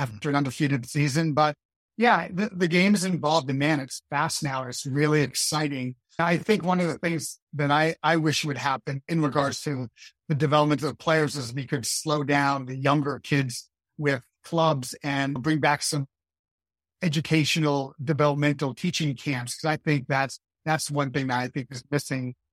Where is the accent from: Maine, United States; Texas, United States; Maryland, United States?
Maine, United States; growing up in Maine